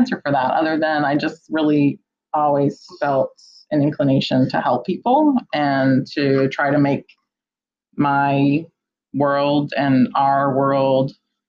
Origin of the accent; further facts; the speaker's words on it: southern Maine, United States; moved away as an adult; now in Vineland, United States; I grew up in Maine. I'm from a pretty rural town in southern Maine, about a half hour from Portland. And I grew up as a farm kid. My parents had a flower business.